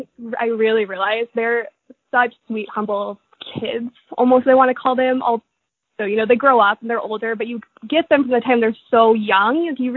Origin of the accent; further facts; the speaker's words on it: Oregon, United States; I grew up in Oregon